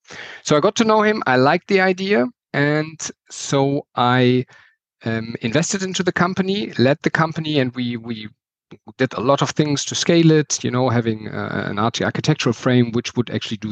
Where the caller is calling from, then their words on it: Berlin, Germany; English is a second language; sorry for my accent. I'm calling in from Berlin in Germany.